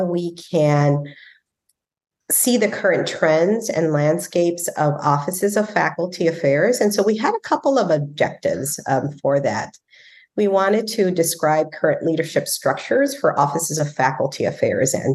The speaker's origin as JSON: {"language": "English", "region": "Texas", "country": "United States", "said": "we're from Texas"}